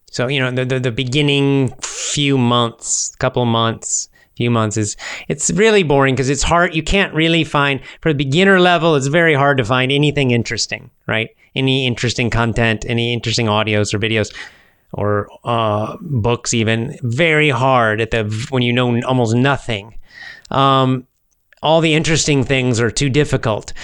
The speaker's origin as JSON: {"language": "English", "country": "United States", "first_language": "English", "said": "as an American and a native speaker"}